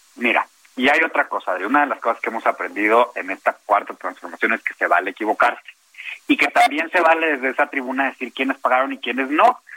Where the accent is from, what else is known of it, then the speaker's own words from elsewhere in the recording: Mexico; no soy un mal mexicano